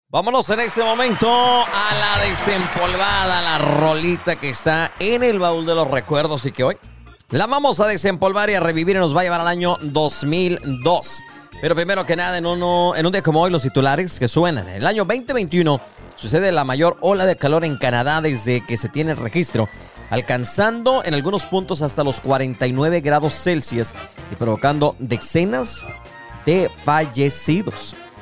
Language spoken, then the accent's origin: Spanish; Mexico; now in United States; como mexicanos de repente cruzamos el charco y ya nos hicimos gringos